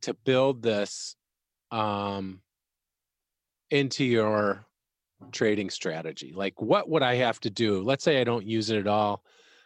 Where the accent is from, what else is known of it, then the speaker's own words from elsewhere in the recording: Chicago, Illinois, United States; I'm from Chicago